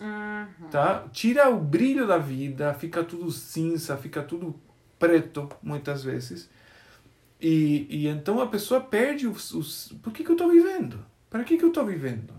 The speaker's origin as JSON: {"language": "Portuguese", "country": "Argentina", "tie": "born or raised there", "second_language": "Portuguese", "moved": "as an adult", "said": "Eu sou argentino, nasci na Argentina. Tem uma universidade adventista lá. E eu nasci no povoadinho que rodeia a universidade"}